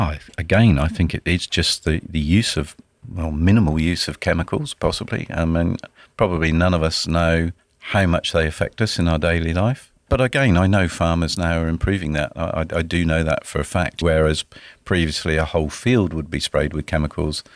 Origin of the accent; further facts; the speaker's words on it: Dorset, South West England, United Kingdom; moved away as an adult; also born or lived in Edinburgh, Scotland; now in Sunshine Coast, Australia; I grew up in the beautiful county of Dorset in the U K on the south coast